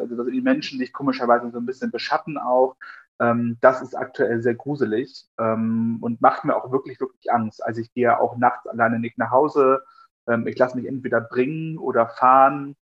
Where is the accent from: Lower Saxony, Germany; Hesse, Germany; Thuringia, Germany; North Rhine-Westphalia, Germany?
Thuringia, Germany; Altenburger Land; aus dem Altenburger Land, dort wo ich herkomme